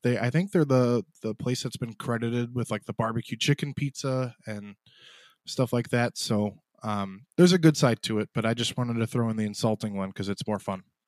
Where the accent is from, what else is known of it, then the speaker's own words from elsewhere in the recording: south of Chicago, Illinois, United States; a Chicagoan or south of Chicago